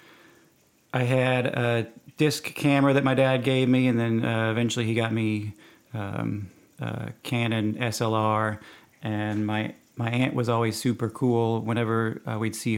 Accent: Rockwall, Texas, United States; also born or lived in Wisconsin; I grew up out in Rockwall

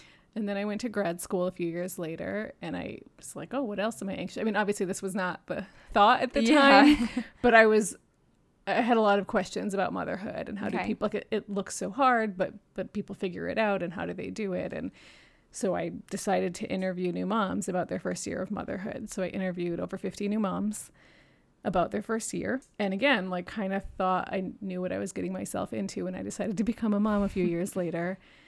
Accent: New York City, New York, United States; also born or lived in Michigan, United States / Japan; I was born in Michigan, but left when I was 4 and did not grow up here and moved back in my 20s to go to grad school. I grew up in Japan in New York City, and I am the 3rd of 12 kids.

